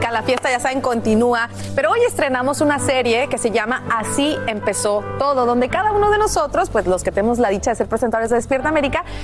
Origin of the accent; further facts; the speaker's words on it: Dominican Republic; como dominicana, súper orgullosa